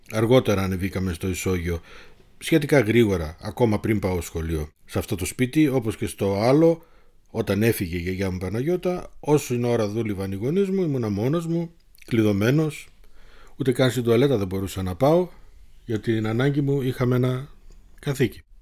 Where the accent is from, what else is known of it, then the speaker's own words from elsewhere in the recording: Thessaloniki, Central Macedonia, Greece; born there; Γεννήθηκα στη Θεσσαλονίκη 54 χρόνια πριν.